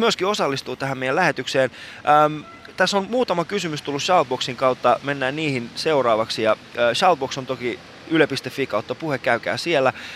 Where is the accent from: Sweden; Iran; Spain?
Iran; now in Helsinki, Finland; mä oon iranilainen